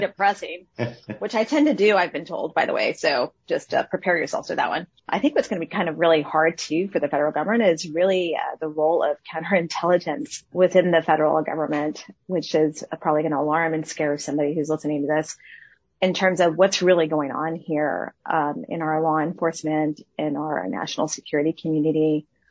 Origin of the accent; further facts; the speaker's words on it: El Paso, Texas, United States; my hometown and where I grew up